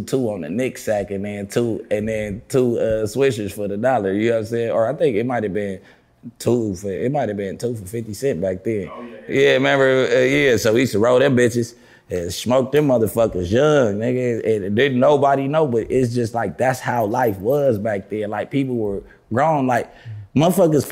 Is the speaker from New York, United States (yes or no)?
no; Los Angeles, California, United States; I grew up on Slauson. See, I grew up in two hoods because my parents wasn't together